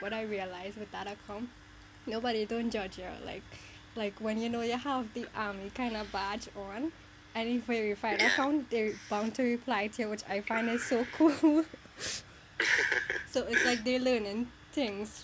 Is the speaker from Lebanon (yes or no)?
no; South Trinidad, Trinidad & Tobago; I'm from South